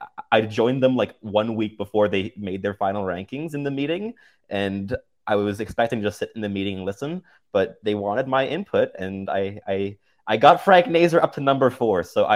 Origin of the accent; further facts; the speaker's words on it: Montreal, Quebec, Canada; So I grew up a Habs fan because I grew up in Montreal, so it's kind of a given at that point. I wasn't born in Montreal, but moved there when I was 3.5, so very much a Montrealer.